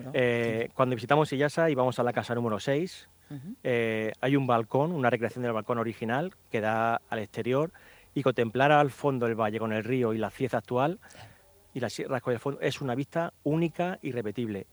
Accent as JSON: {"language": "Spanish", "town": "Cieza", "region": "Region of Murcia", "country": "Spain", "said": "en Cieza, que es mi pueblo"}